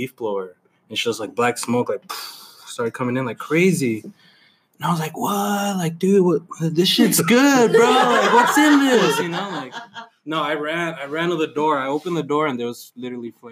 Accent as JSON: {"language": "English", "town": "Vinton", "region": "Texas", "country": "United States", "tie": "born or raised there", "moved": "as an adult", "said": "I've never lived outside of El Paso."}